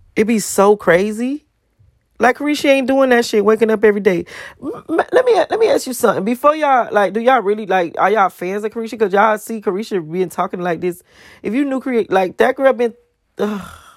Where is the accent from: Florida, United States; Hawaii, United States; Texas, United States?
Florida, United States; Miami; I'm from Miami